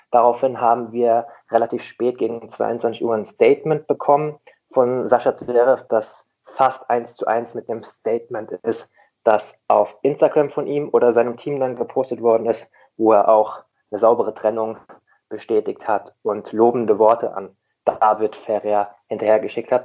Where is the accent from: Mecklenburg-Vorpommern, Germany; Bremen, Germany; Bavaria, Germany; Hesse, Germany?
Hesse, Germany; Rheingau; now in Hamburg, Germany; Und ich bin, ich bin auch kein Hamburger. Ich habe es mir nur so angewöhnt. Ich komme ja auch aus dem schönen Rhein-Main-Gebiet, aus dem, aus dem Rheingau